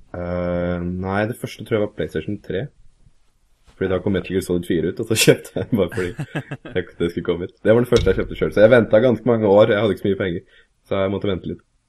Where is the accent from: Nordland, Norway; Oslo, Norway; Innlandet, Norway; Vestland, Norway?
Innlandet, Norway; Kongsvinger; also born or lived in Scotland; now in Hamar, Norway; Jeg vokste opp på Kongsvinger, vokste opp der fram til jeg var 19